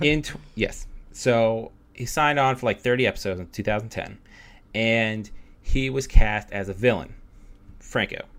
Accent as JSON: {"language": "English", "town": "Pittsburgh", "region": "Pennsylvania", "country": "United States", "said": "we're both from Pittsburgh"}